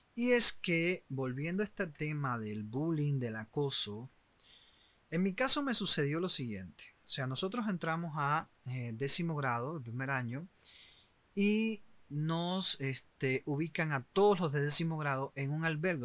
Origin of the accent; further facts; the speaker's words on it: Cuba; moved away; los cubanos que eh, siguen estando en mi país